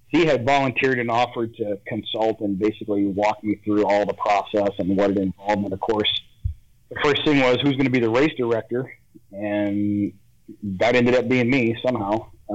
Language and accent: English; Chico, California, United States; I grew up over in the Chico area